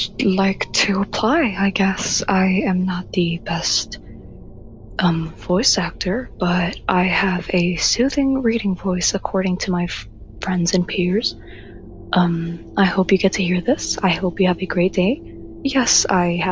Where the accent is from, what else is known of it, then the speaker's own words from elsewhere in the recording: Chile; I'm from Chile